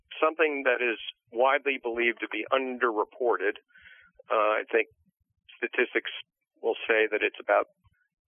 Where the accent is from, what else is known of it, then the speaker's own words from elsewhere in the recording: Maplewood, New Jersey, United States; I've always been a Jersey guy. I grew up in Maplewood